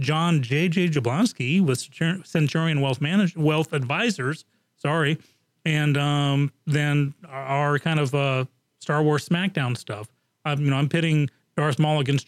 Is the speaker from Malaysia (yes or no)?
no; England, United Kingdom; moved away; I grew up in England